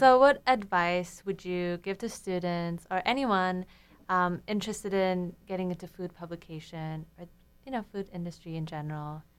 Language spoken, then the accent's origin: English; Istanbul, Turkey; now in United States; I'm originally from Istanbul, Turkey